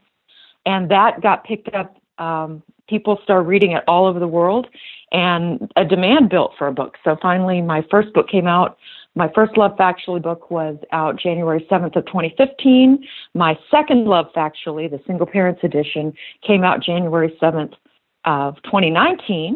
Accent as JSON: {"language": "English", "region": "the South", "country": "United States", "said": "as we say in the South"}